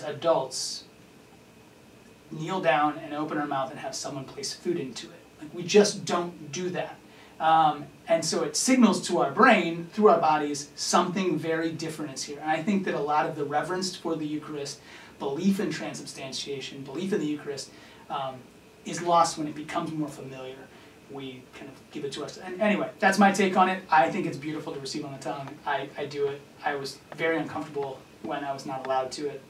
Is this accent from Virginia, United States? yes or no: yes; Virginia, United States; I'm from Virginia